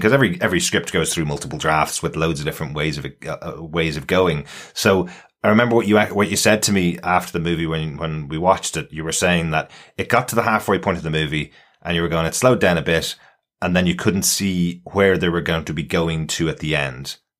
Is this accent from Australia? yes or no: no; Ireland; being an Irish guy